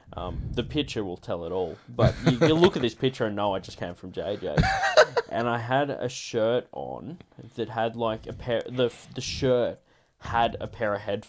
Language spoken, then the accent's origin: English; South Coast, New South Wales, Australia; I grew up in South Coast.